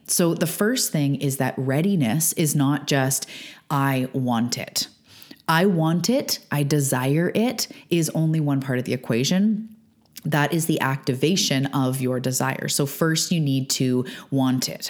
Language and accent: English; Canada; also born or lived in Vancouver Island, British Columbia; I'm a Canadian living on Vancouver Island on the west coast of Canada